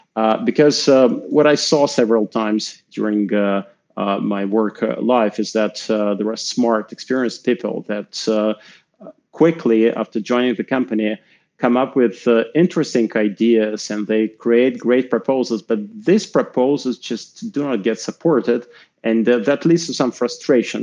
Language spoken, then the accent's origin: English; Moscow, Russia; I'm Russian. I grew up in Moscow